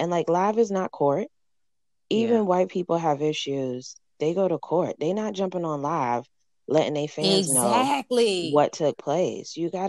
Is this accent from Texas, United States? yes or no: yes; Houston, Texas, United States; I'm from Houston, Texas.